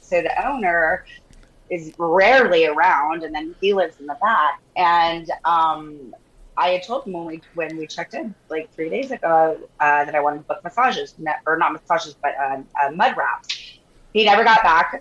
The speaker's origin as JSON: {"language": "English", "town": "Santa Fe", "region": "New Mexico", "country": "United States", "tie": "born or raised there", "also_born_or_lived": "Austin, Texas", "moved": "as an adult", "lives_now": "Newport Beach, United States", "said": "I was born in Austin, but I grew up in Santa Fe, New Mexico"}